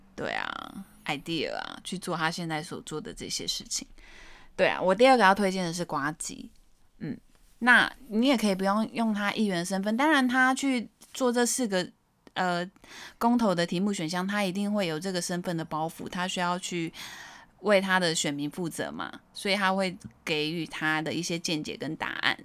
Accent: Taiwan; 我身为台湾人，我觉得我很喜欢这块土地

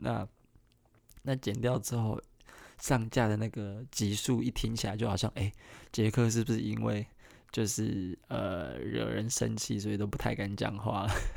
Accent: Kaohsiung, Taiwan; 我是高雄人

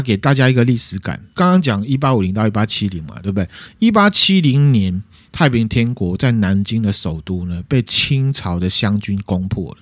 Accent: Taiwan; 我们台湾人

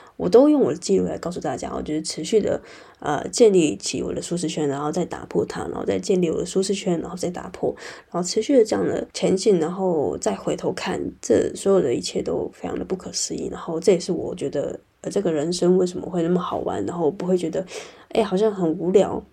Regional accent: Taiwan; moved away as an adult; now in London, United Kingdom; 我从，呃，台湾之声来到英国异地

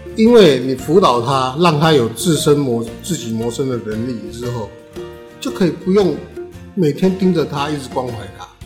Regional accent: New Taipei, Taiwan; 因为新德里是我的故乡，它是我的家乡。我在这里生活五十七年

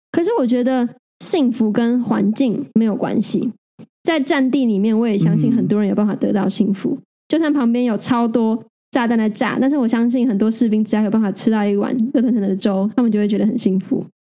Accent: Taiwan; 我们生在台湾

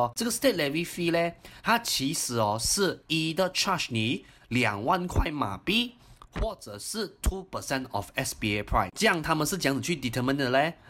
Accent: Singapore; 我作为一个新加坡人啊，as foreigner 来讲的话啦，我也可以买的哦

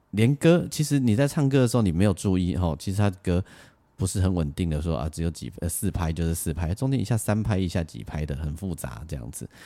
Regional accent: Lukang, Changhua County, Taiwan; 我小时候住在鹿港

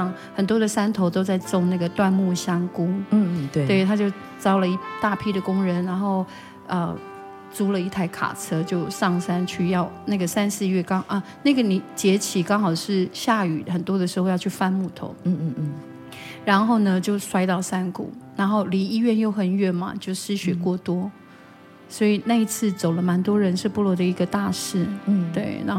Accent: Daren Township, Taitung County, Taiwan; 我是台东县达仁乡台坂部落。

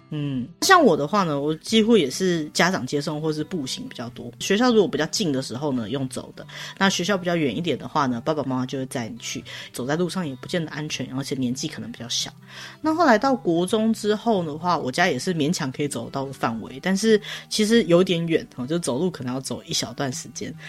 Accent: Taiwan; 我跟Sola是生活在台湾，我们也是受台湾的教育长大的

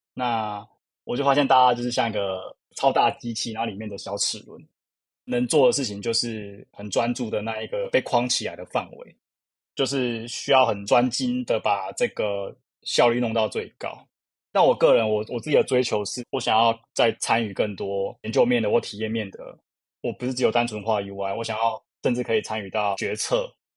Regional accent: Kaohsiung, Taiwan; now in Taipei, Taiwan; 我是北漂族，其实我是高雄人

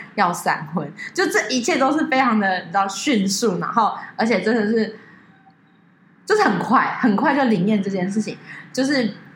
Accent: Taiwan; 我们是台湾来的

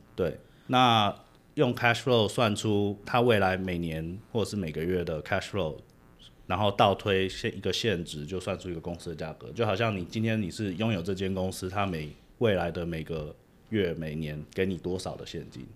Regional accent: Taiwan; moved away as an adult; now in United States; 我是台湾长大，念完台湾的大学，啊，我大学是念会计

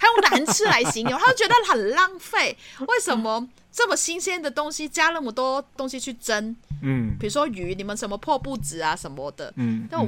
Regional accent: Hong Kong; 嗯，我们就是香港人嘛，就是比较广东人也好，什么都好，比较煲汤嘛

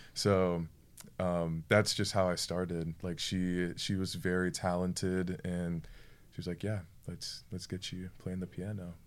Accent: Florida, United States; I am from Florida. I'm a Florida boy.

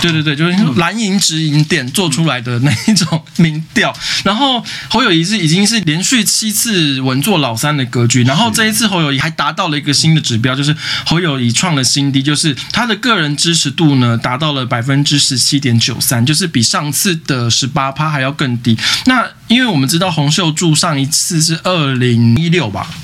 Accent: Taipei, Taiwan; 我台北市人

